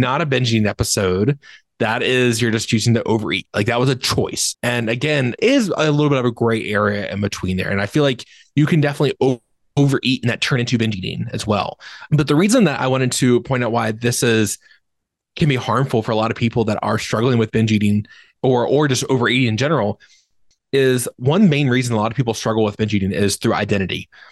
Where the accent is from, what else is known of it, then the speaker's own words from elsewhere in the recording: Virginia, United States; moved away as an adult; now in Michigan, United States; I grew up in Virginia. my entire life, basically. I live in Michigan now